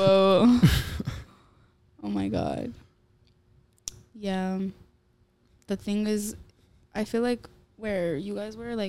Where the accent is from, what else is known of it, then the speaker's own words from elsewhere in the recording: Orlando, Florida, United States; where are you guys from? And we're like, America. He goes, where? Florida. He goes, oh, Palm City. I'm like, no, Orlando.